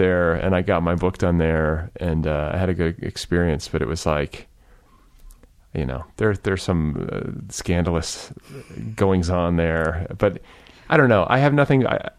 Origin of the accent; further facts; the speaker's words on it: Midwest, United States; That was sort of the blessing of growing up in the Midwest.